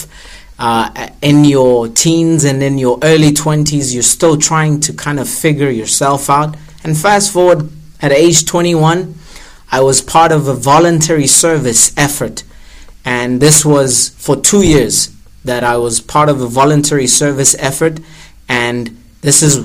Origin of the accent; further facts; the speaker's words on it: Pretoria, Gauteng, South Africa; I was born and raised in Attridgeville, Pretoria